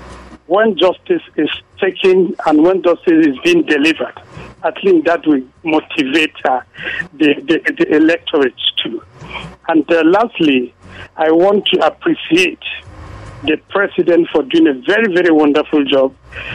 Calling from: Kuru, Plateau, Nigeria; I'm calling from Kuru.

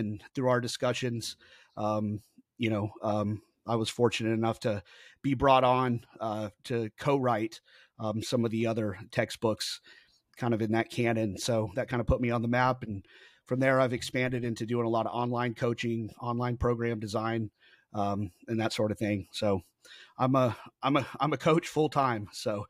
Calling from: Kingwood, Texas, United States; I am in Kingwood, Texas, which is about 30 minutes directly north of Houston, Texas.

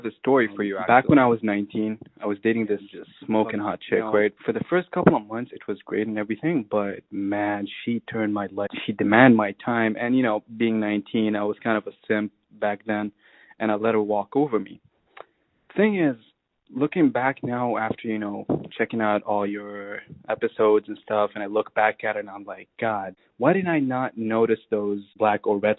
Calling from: Montreal, Quebec, Canada; I'm calling from Montreal.

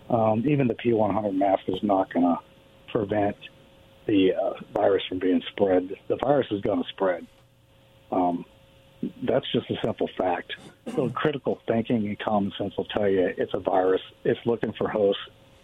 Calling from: Kennewick, Washington, United States; Dan from Kennewick.

